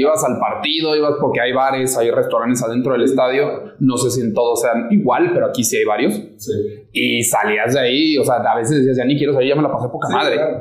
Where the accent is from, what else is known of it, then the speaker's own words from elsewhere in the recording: Guadalajara, Jalisco, Mexico; Yo soy de Guadalajara también. Mi familia es de Sonora